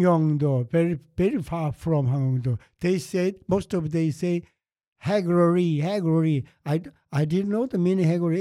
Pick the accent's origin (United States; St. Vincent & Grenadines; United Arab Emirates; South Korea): South Korea; Seoul; English is a second language; moved away; also born or lived in Andong; I from Seoul